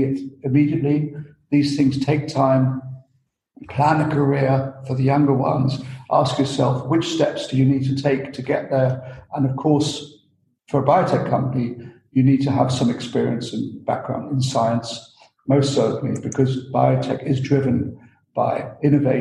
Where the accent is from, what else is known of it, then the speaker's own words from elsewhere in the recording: United Kingdom; moved away as an adult; also born or lived in Austria / Germany; And I'm not Austrian, I'm British, but luckily I spent some years in Austria and in Germany